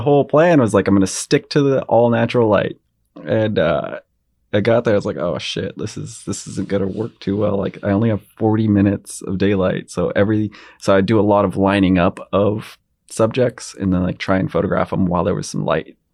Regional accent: Girdwood, Alaska, United States; I grew up in Girdwood and I loved it

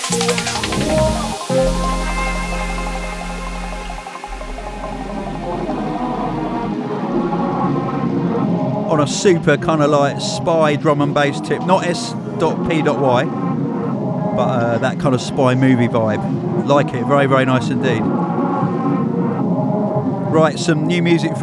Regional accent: United Kingdom

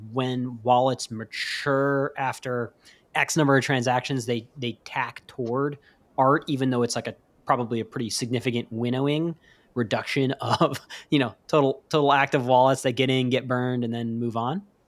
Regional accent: New York City, New York, United States; moved away; As a New Yorker, a native New Yorker

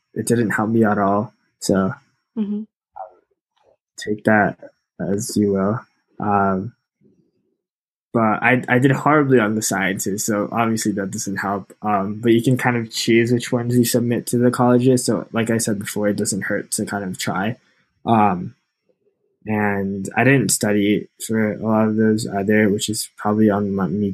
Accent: New York City, New York, United States; moved away as an adult; now in Bethlehem, United States; I grew up in New York City

